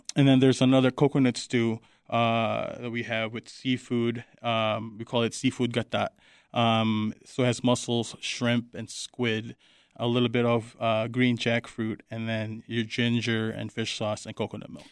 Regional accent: Manila, Metro Manila, Philippines; moved away; I grew up in Manila

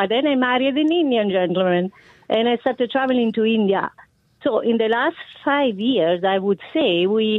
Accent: Umbria, Italy; now in United States; I'm Italian. Yes, I'm Italian. So … is the pronunciation. I'm from Umbria. So I grew up

